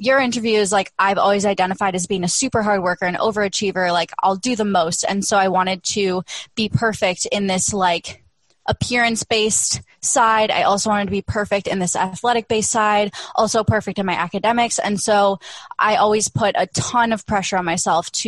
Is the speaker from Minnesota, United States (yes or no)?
yes; the Midwest, Minnesota, United States; now in Austin, United States; I live in Austin, Texas, but I was born and raised in the Midwest. So, you know, I grew up like Minnesota nice.